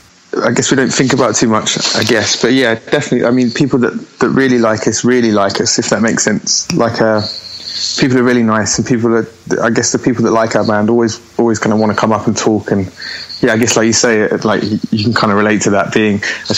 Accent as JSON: {"language": "English", "town": "Abbey Wood", "region": "London", "country": "United Kingdom", "tie": "born or raised there", "also_born_or_lived": "Greenwich", "said": "Okay, so yeah, I was born there, but then I grew up in a place called Abbey Wood, which is this kind of, I don't even know how to explain it, to be honest. Like loads of little estates"}